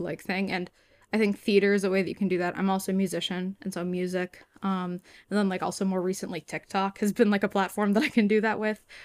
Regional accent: Newton, Massachusetts, United States; this is home for me.

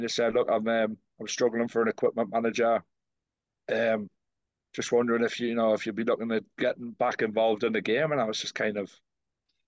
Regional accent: Newcastle upon Tyne, North East England, United Kingdom; That's my hometown team

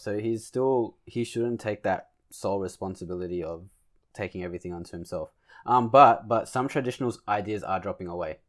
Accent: Australia; we're Australian

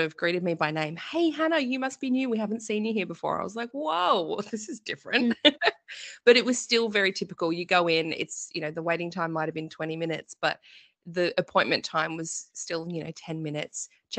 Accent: Victoria, Australia; But we are originally from Victoria as well. So a lot of our family is here. And we are due to move to Queensland in about 3 months' time. So we move a lot.

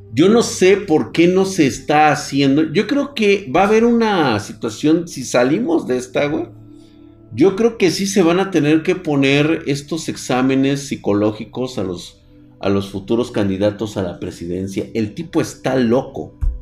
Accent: Mexico; quedarme aquí en mi tierra

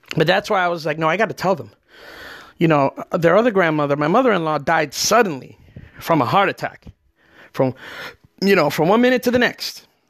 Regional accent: New Jersey, United States; now in Florida, United States; I'm from New Jersey

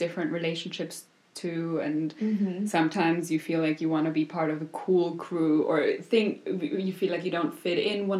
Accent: Vienna, Austria; first language German; English is a second language; moved away as an adult; also born or lived in New York; now in Berlin, Germany

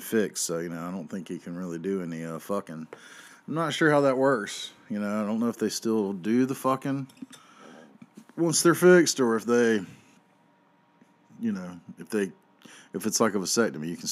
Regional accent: Durham, North Carolina, United States; My hometown

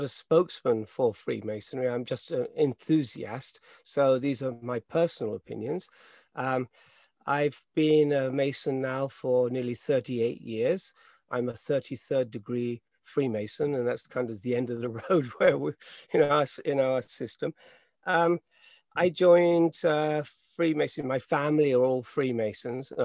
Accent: London, United Kingdom; moved away as an adult; now in Japan; I'm from the UK. I'm from London. And as you say, I came here in 74.

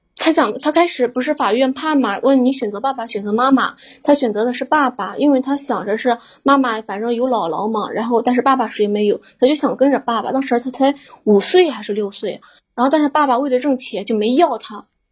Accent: Shandong, China; 我们山东那边儿，我对象是干装修的嘛

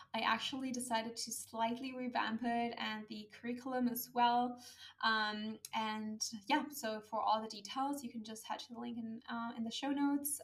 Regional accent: Germany; moved away as an adult; my home country, which is Germany

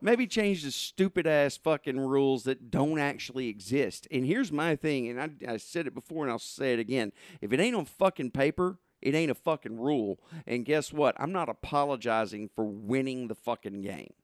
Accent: Southern Arkansas, United States; I grew up in Southern Arkansas

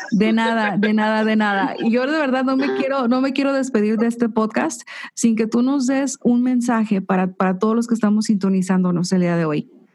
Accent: Jalisco, Mexico; somos de Jalisco

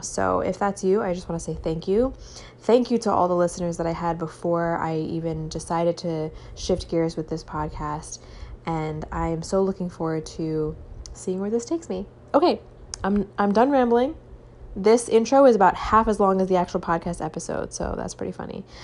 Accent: Long Island, New York, United States; moved away as an adult; now in California, United States; I am from Long Island originally

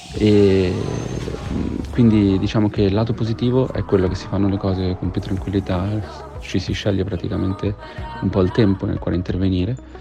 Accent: Genoa, Liguria, Italy; sono di Genova

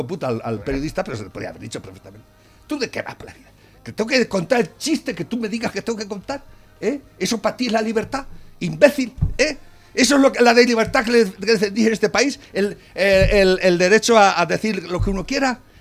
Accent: Spain

